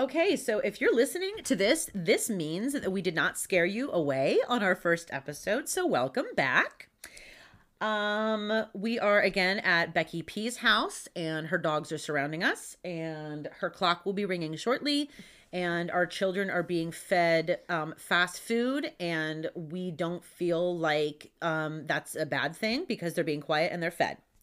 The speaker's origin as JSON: {"language": "English", "town": "Pittsburgh", "region": "Pennsylvania", "country": "United States", "tie": "born or raised there", "accent": "Pittsburghese", "said": "I'm born and raised in Pittsburgh"}